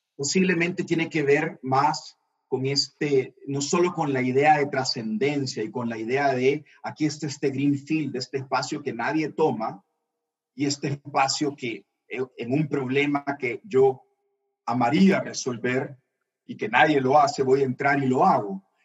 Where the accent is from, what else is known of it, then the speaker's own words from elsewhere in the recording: El Salvador; también soy salvadoreño